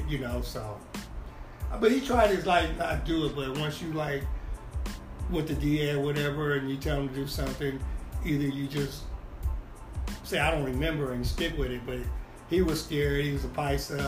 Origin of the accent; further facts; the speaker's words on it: Bakersfield, California, United States; I'm from Bakersfield